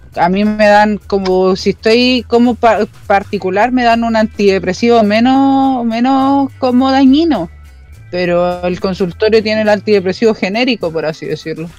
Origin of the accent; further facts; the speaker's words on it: Chile